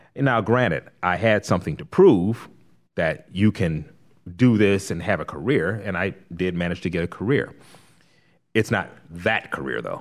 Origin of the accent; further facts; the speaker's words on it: Compton, California, United States; moved away as an adult; also born or lived in Los Angeles; now in Rock Hill, United States; I'm from Los Angeles. I was born and raised there, born in L A, raised in Compton